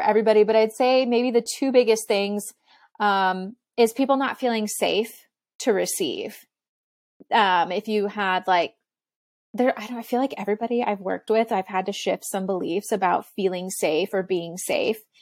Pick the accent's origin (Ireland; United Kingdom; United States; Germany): United States; Texas; I grew up in Texas and, like, Southern United States